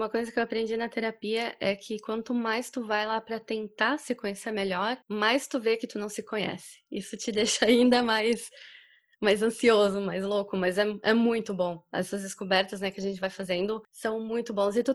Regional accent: Indaial, Santa Catarina, Brazil; now in Germany; eu sou natural da cidade de Indaial, ali em Santa Catarina, que é uma cidade bem pequena, é

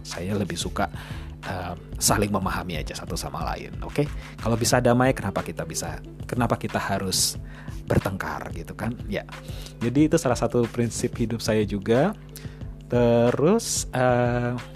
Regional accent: Yogyakarta, Special Region of Yogyakarta, Indonesia; moved away as an adult; also born or lived in Ambon, Maluku / Scotland; saya lahir di Yogyakarta

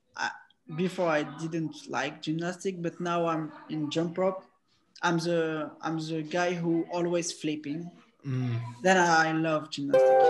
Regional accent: Paris, Île-de-France, France; I'm from Paris, France

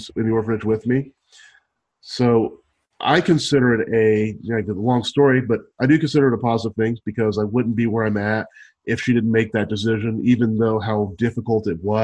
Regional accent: Kentucky, United States; also born or lived in Bardstown, Kentucky / Georgia; I was adopted from Kentucky

